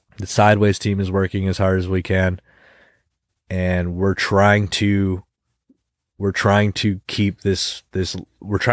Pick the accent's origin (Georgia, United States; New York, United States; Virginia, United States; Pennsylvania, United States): New York, United States; Rochester; I was born and raised in Rochester